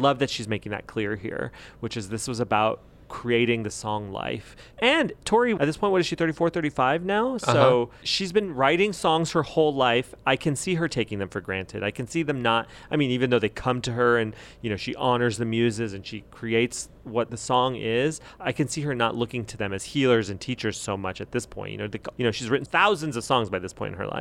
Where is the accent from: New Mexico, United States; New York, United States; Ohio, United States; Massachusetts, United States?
New Mexico, United States; I'm from New Mexico